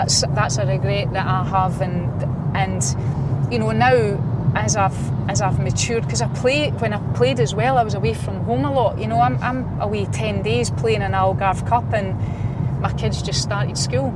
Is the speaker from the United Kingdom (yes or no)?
yes; Polbeth, Scotland, United Kingdom; from Polbeth, a wee girl that grew up in Polbeth